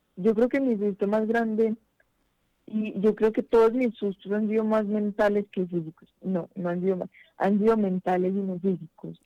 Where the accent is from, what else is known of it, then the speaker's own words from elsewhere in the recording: Pereira, Risaralda, Colombia; moved away; allá en Pereira, que es mi ciudad natal